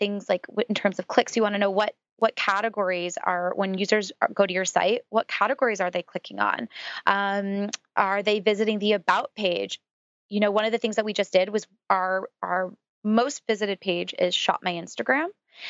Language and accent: English; San Francisco, California, United States; Being from San Francisco, I grew up around Silicon Valley and a lot of, you know, just the tech world in general.